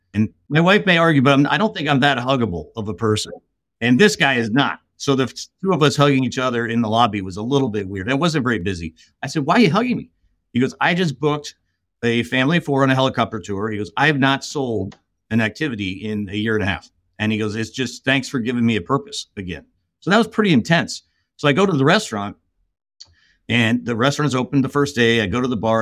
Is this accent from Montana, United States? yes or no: no; Los Angeles, California, United States; I grew up in, in Southern California. I grew up in L